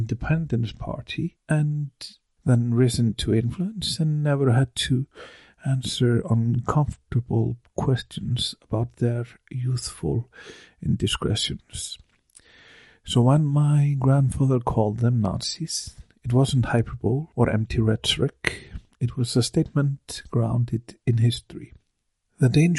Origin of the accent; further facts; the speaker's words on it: Akureyri, Northeastern Region, Iceland; in my hometown of Akureyri